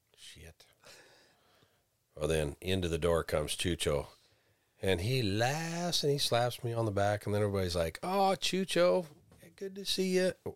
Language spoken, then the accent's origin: English; Flying D Ranch, Montana, United States; the Cowboys I grew up around on the Flying D Ranch